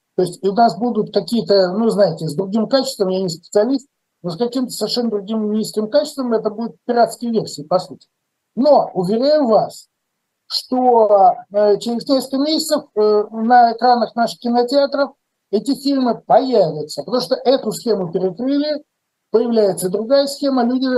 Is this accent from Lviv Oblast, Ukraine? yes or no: yes; Lviv, Lviv Oblast, Ukraine; мой э, земляк Виталий Манский, мы из Львова